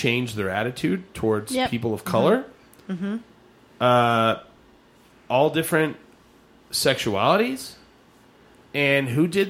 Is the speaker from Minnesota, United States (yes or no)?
no; Eastern New Mexico, United States; now in Albuquerque, United States; my family, we grew up in Eastern New Mexico.